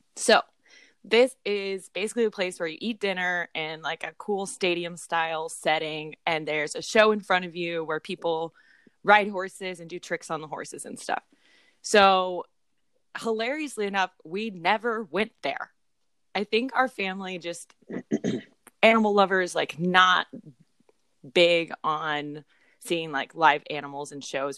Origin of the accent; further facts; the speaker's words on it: Springfield, Missouri, United States; moved away; since I moved away from Springfield, Missouri, which is where we grew up.